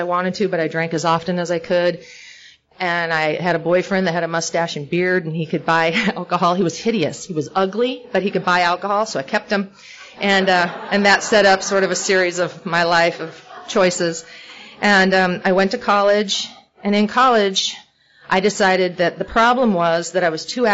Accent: Oregon, United States; also born or lived in Northern California / Hollywood, California; now in Portland, United States; I'm from Oregon

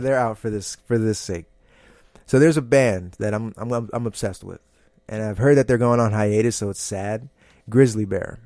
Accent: New Jersey, United States; moved away as an adult; also born or lived in Boston / Hyattsville, Maryland; now in New York, United States; I was born and raised in Jersey

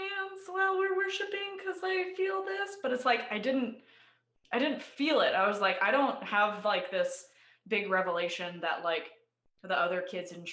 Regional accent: Idaho, United States; also born or lived in Bay Area, California; now in Austin, United States; So I was born in the Bay Area in California. And when I was six, we moved to Idaho because that's where a lot of my dad's family is.

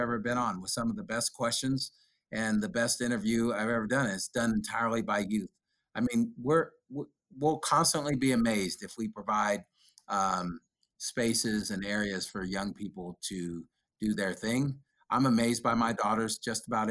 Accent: Sacramento, California, United States; growing up in Oak Park, and I know teaching and working in Del Paso Heights for so many years

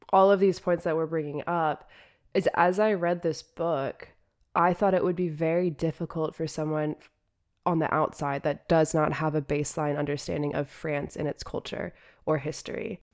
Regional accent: United States; As an American

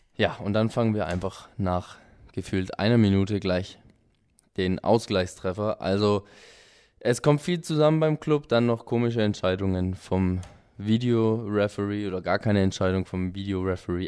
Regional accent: Augsburg, Bavaria, Germany; wohnhaft und geboren in Augsburg

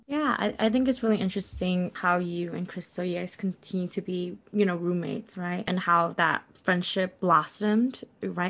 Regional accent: Milwaukee, Wisconsin, United States; I grew up in Milwaukee, Wisconsin

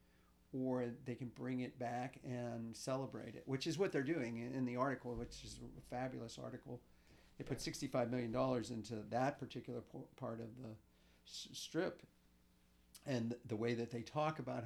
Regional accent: Pittsburgh, Pennsylvania, United States; I'm a true outcrop of growing up in the East End, in Morningside, and going to Peabody High School

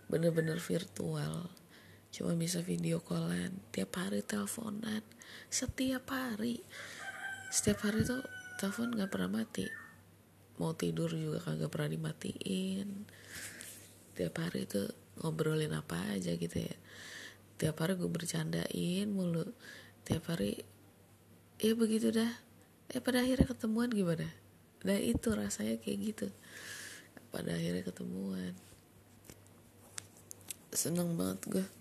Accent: Padang, West Sumatra, Indonesia; gue orang Padang pacar gue juga orang Padang

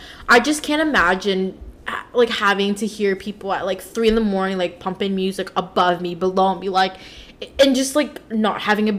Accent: Laytonville, United States; Well, I grew up in Laytonville too, so like we're surrounded by just suburban ass area.

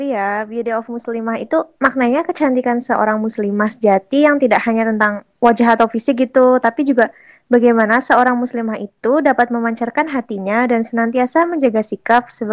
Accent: Kebumen, Central Java, Indonesia; Sekarang aku sedang menempuh program studi S1 Farmasi semester 3 dan aku berasal dari Kebumen.

